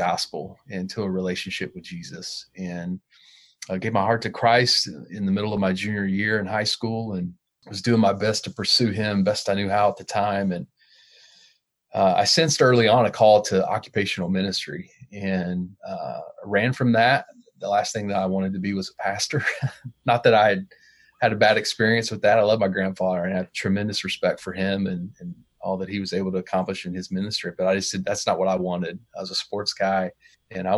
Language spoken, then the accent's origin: English; Southwest Ohio, United States; I grew up in Southwest Ohio